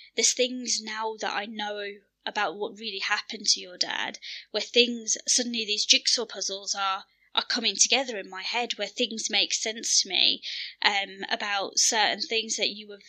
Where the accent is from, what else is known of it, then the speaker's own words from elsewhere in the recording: Birmingham, West Midlands, United Kingdom; we're born and bred in Birmingham, we've grown up in Western society